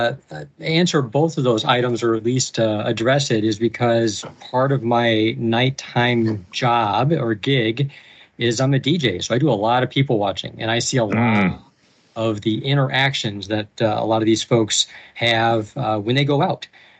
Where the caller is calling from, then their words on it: Michigan, United States; Coming in from Michigan, about halfway between Detroit and Ann Arbor.